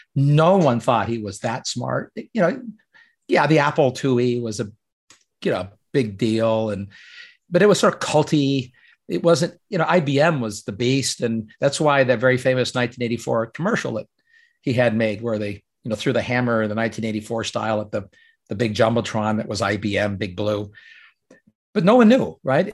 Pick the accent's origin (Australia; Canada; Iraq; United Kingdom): Canada; moved away; I grew up in Canada